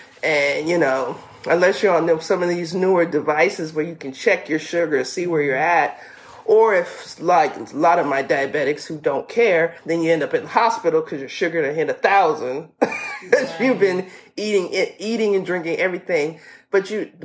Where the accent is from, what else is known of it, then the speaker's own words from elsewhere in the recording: the South, United States; we're from the South, so we call it pone